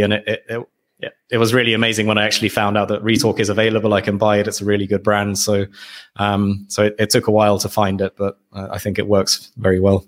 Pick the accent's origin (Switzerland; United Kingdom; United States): United Kingdom; moved away as an adult; now in Hungary; my parents decided to move to the U K, uh, for, yeah, for, for job, job opportunities. And that's where I grew up